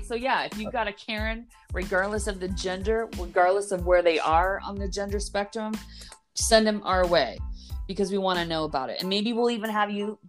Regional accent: Los Angeles, California, United States; also born or lived in Orange County, California; So I'm originally from Los Angeles. I am that special unicorn where I was born in LA. I didn't move there later, which is amazing. And then I grew up partially in LA, partly in Orange County.

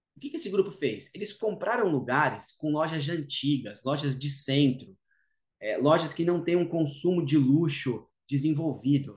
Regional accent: Brazil; sou ítalo-brasileiro

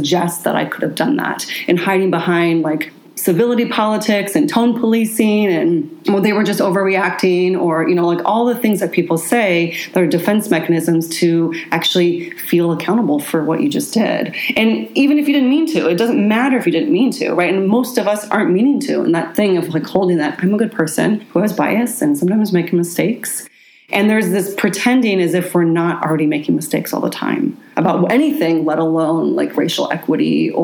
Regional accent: Seattle, Washington, United States; I grew up here. I grew up in Queen Anne and Ballard.

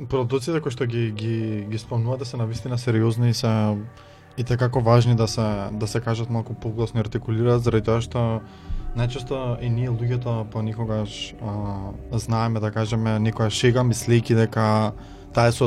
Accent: North Macedonia; кај нас во Македонија

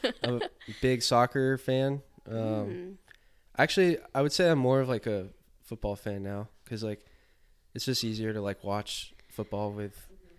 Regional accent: Tampa, Florida, United States; moved away; also born or lived in Mississippi; I'm from Tampa area, like east.

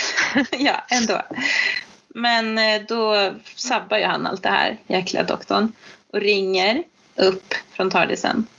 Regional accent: Sweden; som svensk

